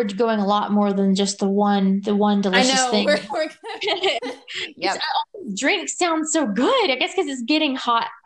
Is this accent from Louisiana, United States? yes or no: yes; Louisiana, United States; I grew up in Louisiana, which is so hot